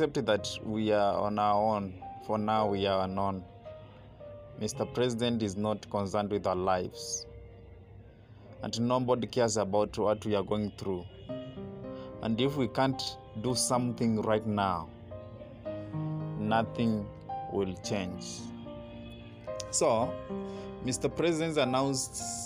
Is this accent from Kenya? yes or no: yes; Kenya; Kenyan youth